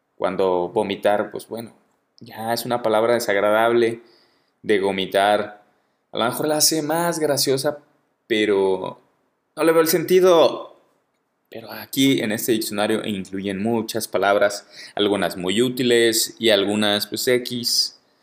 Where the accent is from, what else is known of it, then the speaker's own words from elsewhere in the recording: Guadalajara, Jalisco, Mexico; moved away as an adult; now in Mexico City, Mexico; yo soy de Guadalajara, el gentilicio para la gente de Guadalajara es tapatío, soy tapatío.